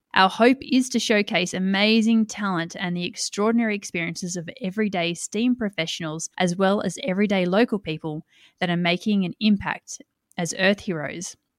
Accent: Australia; also born or lived in Tamworth, New South Wales; I'm an Australian living in regional New South Wales in the city of Tamworth

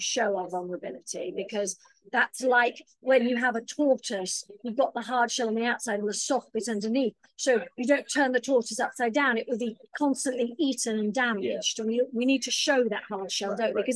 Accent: United Kingdom; now in Los Angeles, United States; being British

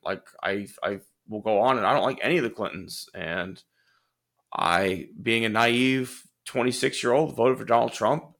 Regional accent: Houston, Texas, United States; I grew up in Clear Lake, c, considered pretty middle class

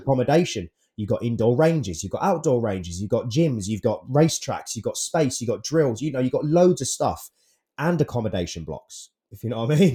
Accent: United Kingdom; being British

